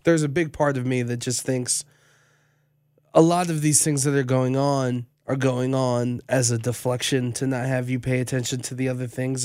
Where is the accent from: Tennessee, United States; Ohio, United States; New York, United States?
Ohio, United States; Cleveland; I'm from Cleveland